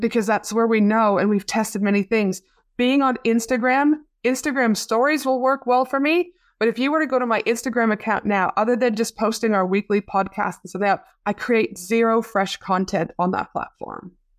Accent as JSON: {"language": "English", "country": "Canada", "tie": "born or raised there", "moved": "yes", "lives_now": "Australia", "said": "my hometown back in Canada."}